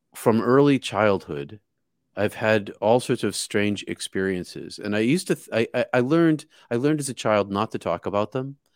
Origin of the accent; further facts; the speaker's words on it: outside of Boston, Massachusetts, United States; I grew up outside of Boston